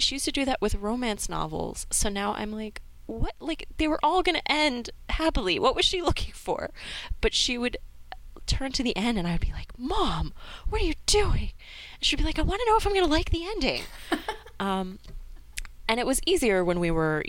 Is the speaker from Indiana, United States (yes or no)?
no; New York, United States; Native New Yorker right here